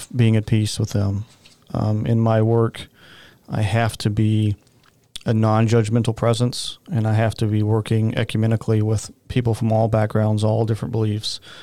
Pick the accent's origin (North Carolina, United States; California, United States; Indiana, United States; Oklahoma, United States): Oklahoma, United States; I grew up in the Baptist Church in Oklahoma